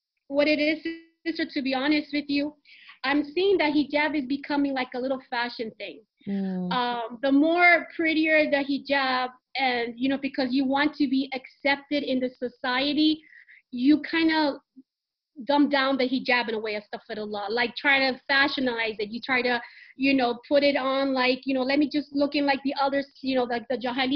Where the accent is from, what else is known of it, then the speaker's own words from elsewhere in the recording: Dominican Republic; also born or lived in United States; now in Riyadh, Saudi Arabia; going to Dominican Republic, my home country